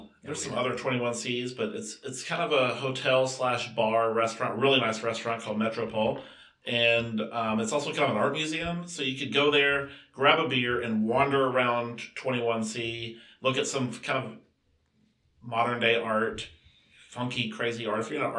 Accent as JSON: {"language": "English", "region": "Kentucky", "country": "United States", "said": "We're both from Kentucky. We can make those jokes."}